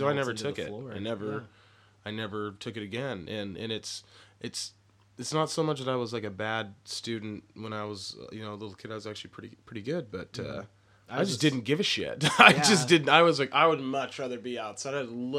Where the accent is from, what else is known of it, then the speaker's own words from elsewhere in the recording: Portland area, Oregon, United States; also born or lived in Texas; I was born in Texas and then right. moved up here. So I was in the Portland area